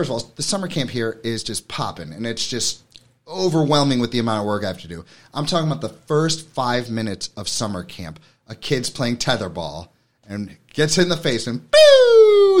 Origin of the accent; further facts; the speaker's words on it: New York City, New York, United States; now in Hammonton, United States; I'm from New York City